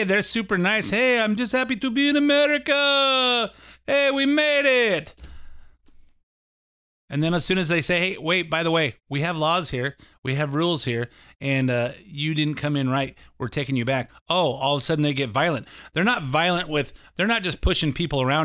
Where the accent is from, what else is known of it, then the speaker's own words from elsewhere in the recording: California, United States; I'm from California